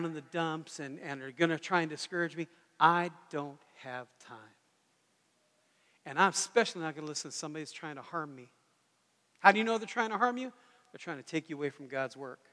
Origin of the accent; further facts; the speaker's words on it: United States; I'm very American